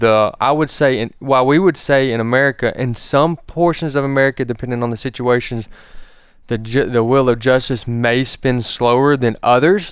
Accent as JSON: {"language": "English", "country": "United States", "said": "even being an American"}